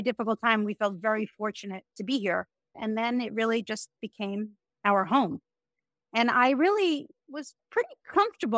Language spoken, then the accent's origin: English; New York, United States; moved away as an adult; now in Miami, United States; me as a New Yorker